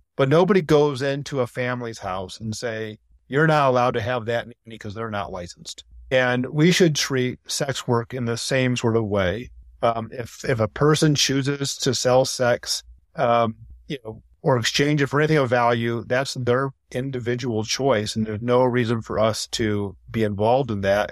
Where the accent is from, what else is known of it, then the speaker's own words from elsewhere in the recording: Ann Arbor, Michigan, United States; I grew up in Ann Arbor